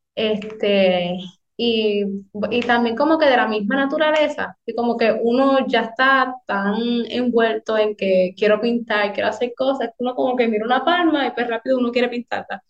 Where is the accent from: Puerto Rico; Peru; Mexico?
Puerto Rico; Hatillo; soy del pueblo de Atillo